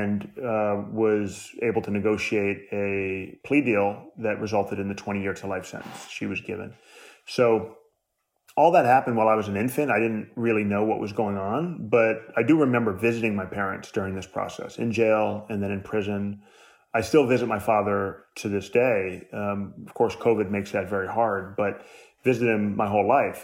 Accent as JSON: {"language": "English", "town": "New York City", "region": "New York", "country": "United States", "tie": "born or raised there", "said": "I was born in New York City in 1980"}